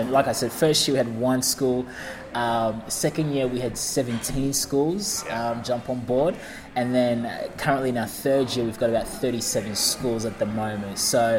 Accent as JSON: {"language": "English", "town": "Ringwood", "region": "Victoria", "country": "Australia", "tie": "born or raised there", "also_born_or_lived": "New Zealand", "said": "And growing up in Ringwood, I was the only coloured guy at school."}